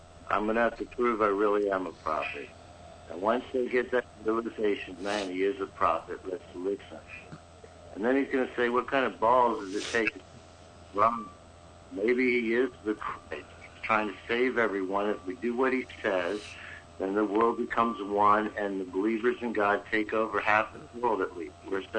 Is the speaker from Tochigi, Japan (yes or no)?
no; Kanazawa, Ishikawa, Japan; born there; I was born in Kanazawa, Japan.